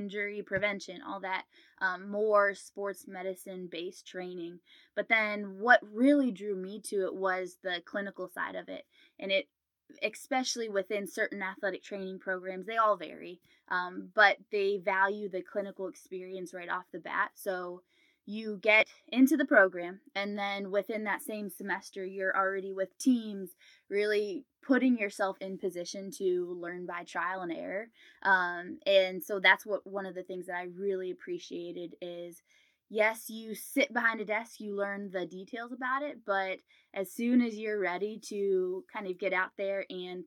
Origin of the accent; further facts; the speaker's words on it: Canton, Ohio, United States; moved away as an adult; now in Columbus, United States; So I'm originally from Canton, Ohio, which is about 2 hours north of Columbus. So I'm currently in Columbus